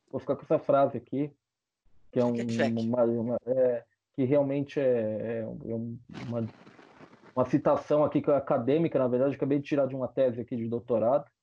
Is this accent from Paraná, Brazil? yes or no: no; São Bernardo do Campo, São Paulo, Brazil; now in Salvador, Brazil; Na verdade, eu sou paulista. Eu, na verdade, eu sou paulista, viu? Eu sou Mas São você... Bernardense.